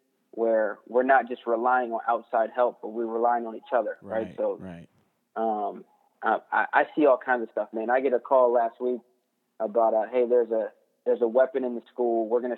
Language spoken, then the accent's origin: English; Delaware, United States; moved away as an adult; also born or lived in Pennsylvania; now in Washington, United States; I'm from the East Coast, born in Pennsylvania. I grew up in Delaware. I'm a long way from home, and I'm out here because the military moved me around.